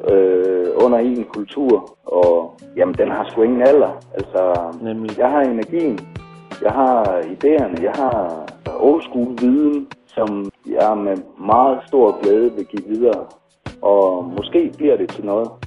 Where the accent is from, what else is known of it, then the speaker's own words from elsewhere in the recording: Silkeborg, Central Denmark Region, Denmark; en rapper her fra Silkeborg, hvor jeg kommer fra.